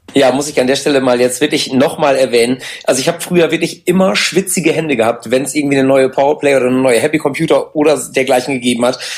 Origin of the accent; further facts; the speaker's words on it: Ibbenbüren, North Rhine-Westphalia, Germany; wir kommen aus Ebenbüren, das ist bei ja. Münster